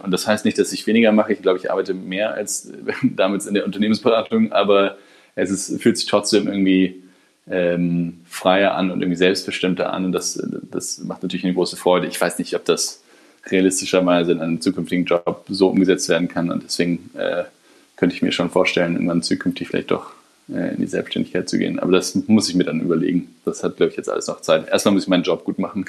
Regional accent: Germany; als Deutsche

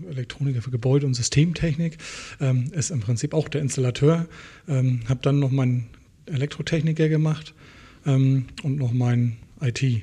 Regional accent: Boizenburg, Mecklenburg-Vorpommern, Germany; Ich komme nicht aus Schwarzmeck, ich komme aus Bolzenburg.

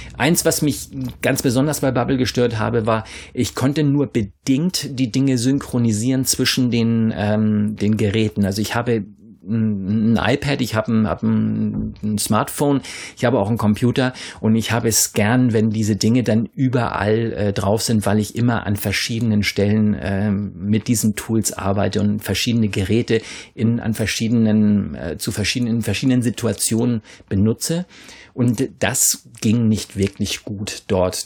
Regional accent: Northern Germany, Germany; accent: Low German (Plattdeutsch); first language Low German; Diese Sprache ist ja eben meine Muttersprache auch

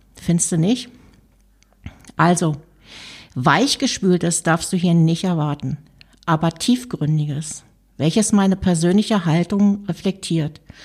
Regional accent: Berlin, Germany; Schließlich komme ich aus Berlin

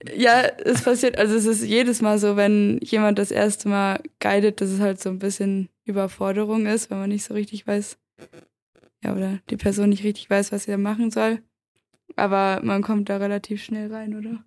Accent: Göttingen, Lower Saxony, Germany; Ich komme ja eigentlich aus Göttingen in Niedersachsen

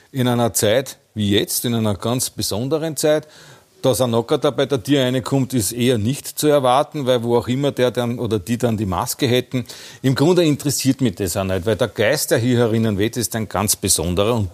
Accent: Austria; Ich bin aus Österreich.

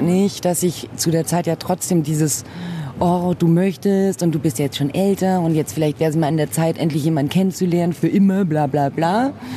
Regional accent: Munich, Bavaria, Germany; ich bin hier in München geboren und wurde auch in Anführungszeichen deutsch, französisch und brasilianisch erzogen

